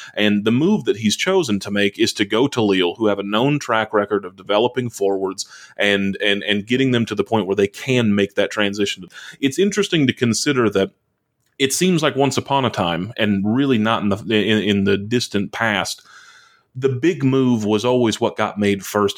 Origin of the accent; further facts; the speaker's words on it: United States; as an American